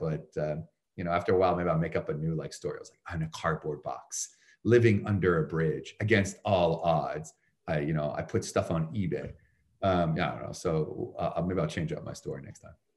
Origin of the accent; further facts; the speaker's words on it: Canada; moved away as an adult; also born or lived in Chicago; now in United States; I'm from Canada originally